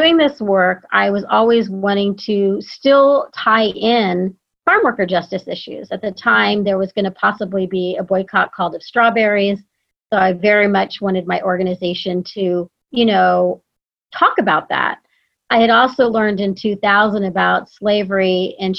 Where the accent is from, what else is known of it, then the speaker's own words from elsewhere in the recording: Texas, United States; But I grew up in Texas and I was raised by my mom, basically.